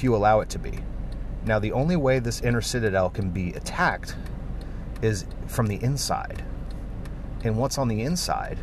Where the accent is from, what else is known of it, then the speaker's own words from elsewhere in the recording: United States; I grew up in America